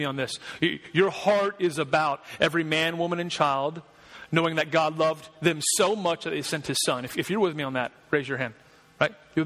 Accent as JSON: {"language": "English", "region": "Georgia", "country": "United States", "moved": "yes", "lives_now": "South Carolina, United States", "said": "I'm from Georgia"}